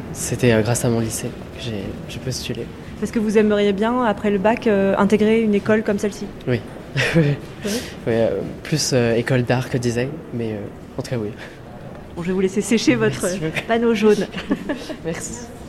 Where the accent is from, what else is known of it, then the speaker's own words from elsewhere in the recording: near Orléans, Centre-Val de Loire, France; je viens de près d'Orléans